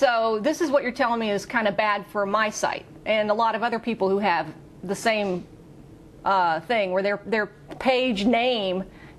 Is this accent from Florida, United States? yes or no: no; Louisiana, United States; accent: Cajun; I'm from Louisiana, and Toussaint is very French, and so forgive me, I can't say your name the way you say it. It's just, it won't come out of my Cajun mouth that way.